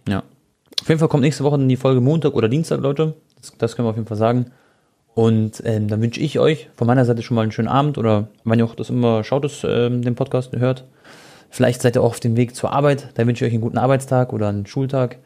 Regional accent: Croatia

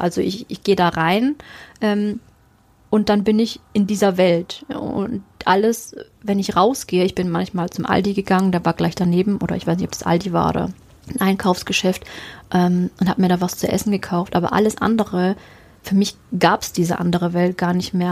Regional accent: Germany; ich bin ja Deutsche

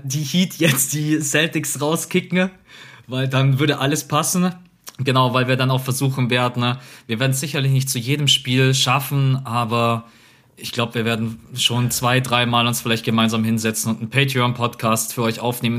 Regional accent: Munich, Bavaria, Germany; bei uns in Bayern, München.

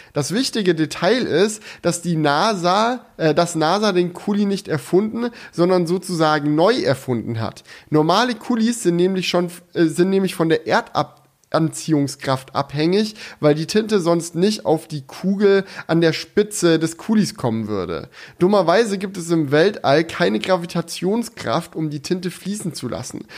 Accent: Swabia, Baden-Württemberg, Germany; ich bin ja ein Schwabe und aus meiner Heimat kommt ja der legendäre Schokoladenhersteller

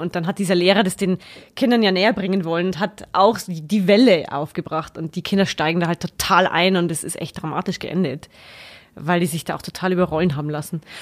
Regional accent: Floß, Bavaria, Germany; also born or lived in Regensburg / Saxony; komme ursprünglich aus Frohnstrauß. Also ganz aus der Nähe

